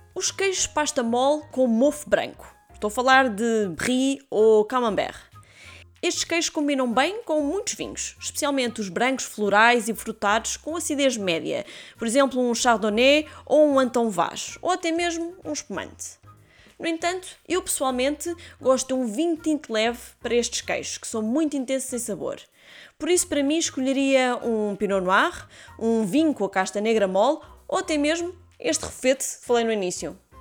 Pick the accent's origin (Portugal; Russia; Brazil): Portugal; como bons portugueses